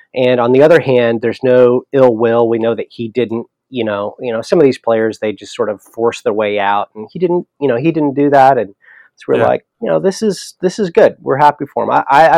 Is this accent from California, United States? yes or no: yes; Southern California, United States; now in Oklahoma, United States; Palmdale, which is kind of where I grew up in Southern California.